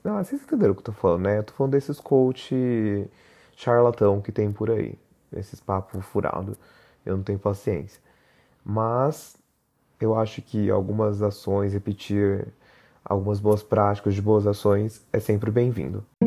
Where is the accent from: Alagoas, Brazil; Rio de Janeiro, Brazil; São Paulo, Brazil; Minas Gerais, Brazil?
São Paulo, Brazil; Barreiros, interior of; now in São Paulo, Brazil; moro em São Paulo capital, mas sou made in roça, né? Sou de Barreiros, no interior de São Paulo.